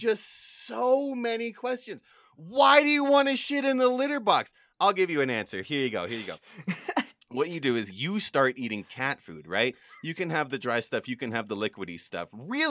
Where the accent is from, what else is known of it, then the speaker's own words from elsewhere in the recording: United Kingdom; accent: British; backstory on this, people at home, is I think I've lost my British accent because I've been consuming a lot of Australian media lately, and I just think that it's gone.